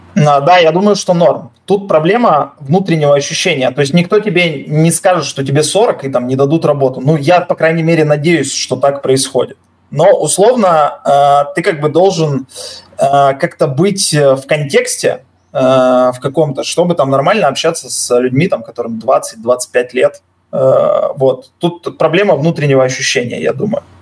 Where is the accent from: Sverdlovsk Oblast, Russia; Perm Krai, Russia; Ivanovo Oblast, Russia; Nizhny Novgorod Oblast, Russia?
Sverdlovsk Oblast, Russia; Yekaterinburg; moved away as an adult; now in Cyprus; я уралец